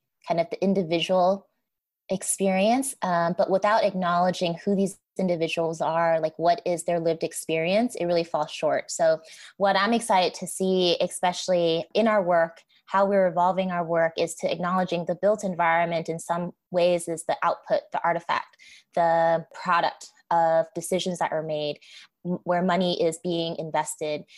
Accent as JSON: {"language": "English", "town": "Los Angeles", "region": "California", "country": "United States", "tie": "born or raised there", "said": "I was born and raised in Los Angeles"}